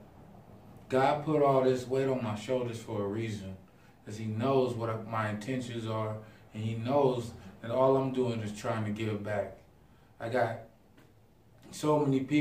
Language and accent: English; Pasadena, California, United States; moved away; also born or lived in Idaho; growing up in Pasadena